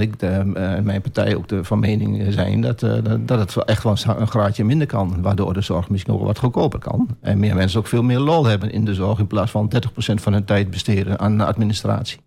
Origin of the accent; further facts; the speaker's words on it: Almelo, Overijssel, Netherlands; Ik ben geboren en getogen in Almelo